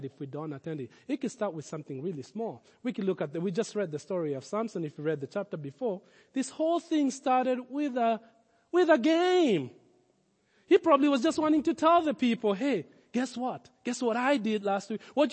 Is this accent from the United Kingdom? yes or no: no; Kenya; Growing up in Africa, in Kenya